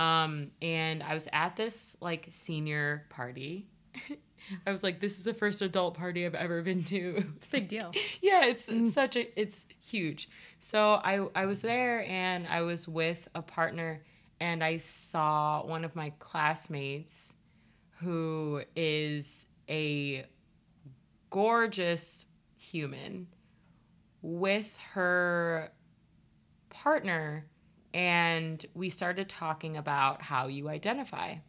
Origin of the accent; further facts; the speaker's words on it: Ohio, United States; I'm from Ohio